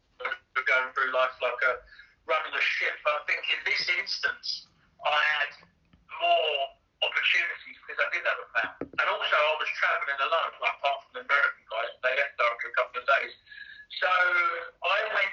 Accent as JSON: {"language": "English", "town": "Brighton", "region": "South East England", "country": "United Kingdom", "tie": "born or raised there", "also_born_or_lived": "London / Dubai / Barcelona", "moved": "as an adult", "lives_now": "Ibiza, Spain", "said": "Brighton, that's my hometown."}